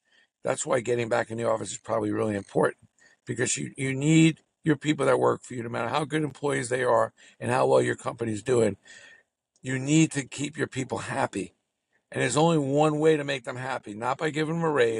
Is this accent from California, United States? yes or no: no; New York City, New York, United States; growing up in Brooklyn, where, I mean, listen, Brooklyn, it had everything